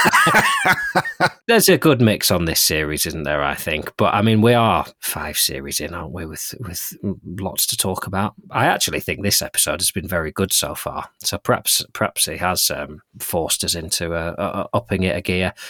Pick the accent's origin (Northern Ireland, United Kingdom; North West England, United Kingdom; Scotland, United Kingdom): North West England, United Kingdom; Lancaster; the people of my hometown